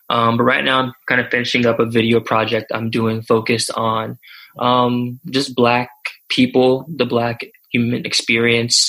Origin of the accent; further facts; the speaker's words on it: Florida, United States; I'm from Florida